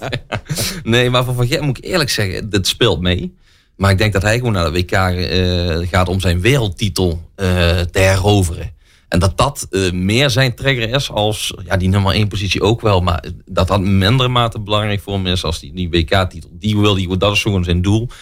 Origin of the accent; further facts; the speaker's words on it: Venlo, Limburg, Netherlands; also born or lived in Eindhoven; Ik eh, kom uit Venlo. Ik woon in Venlo in ieder geval. Ik ben in Eindhoven geboren. Eh, zes jaar van mijn leven gewoond. En eh, sindsdien eh, naar Venlo En daar woon ik nog steeds